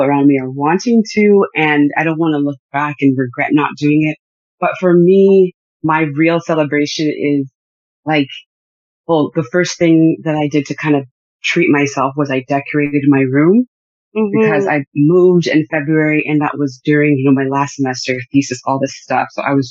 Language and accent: English; Newmarket, Ontario, Canada; moved away as an adult; also born or lived in Montreal / Greater Vancouver; now in Vancouver, Canada; born and raised in Canada, in Ontario, in Newmarket.